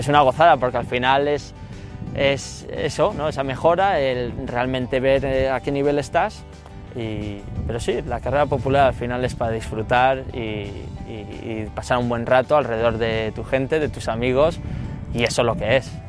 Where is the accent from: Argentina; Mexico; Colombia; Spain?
Spain; La Rioja; moved away as an adult; also born or lived in Boston, United States; now in New York, United States; yo tengo un, amor muy especial, lógicamente, por mi tierra, ¿no? por La Rioja y por el norte de España